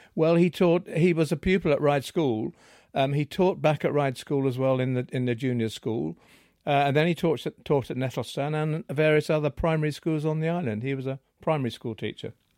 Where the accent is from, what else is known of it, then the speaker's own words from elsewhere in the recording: Seaview, South East England, United Kingdom; I was born in Seaview, and, um, that's where I've been ever since.